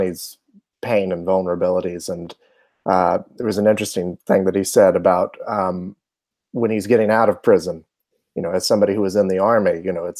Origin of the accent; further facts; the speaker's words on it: Charlotte, North Carolina, United States; I'm from Charlotte, North Carolina